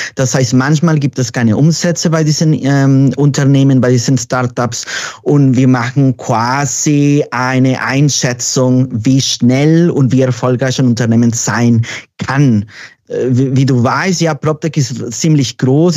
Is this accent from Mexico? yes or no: yes; Mexico; German is a second language; moved away as an adult; now in Berlin, Germany; Ich bin gebürtiger Mexikaner, genau. Ich bin aber Wahlberliner seit zehn Jahren.